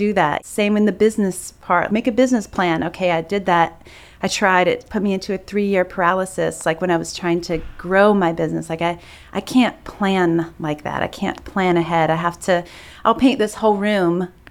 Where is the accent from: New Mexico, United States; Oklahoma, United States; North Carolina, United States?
North Carolina, United States; Greensboro; now in Raleigh, United States; I grew up in Greensboro, not too far away.